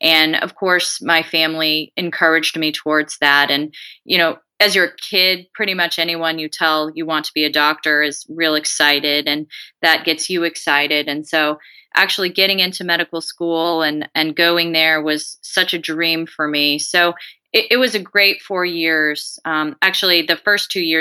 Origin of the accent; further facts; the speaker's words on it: Colorado, United States; moved away as an adult; also born or lived in San Antonio, Texas / Des Moines, Iowa; I am originally from Colorado.